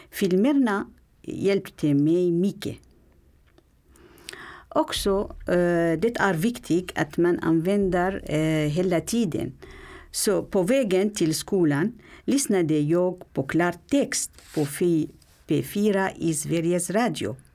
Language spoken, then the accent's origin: Swedish; Syria; Swedish is a second language; moved away as an adult; also born or lived in Aleppo; now in Stockholm, Sweden; Jag kom från Syrien för tre och ett halvt år sedan.